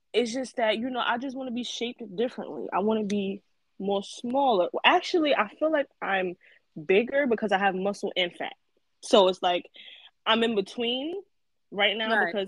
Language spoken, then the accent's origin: English; New York City, New York, United States; I'm from Brooklyn. I'm from Brooklyn, East New York, born and raised